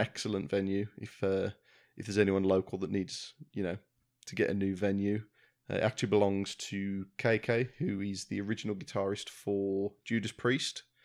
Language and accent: English; Wolverhampton, West Midlands, United Kingdom; I'm from Wolverhampton, we had the Civic Hall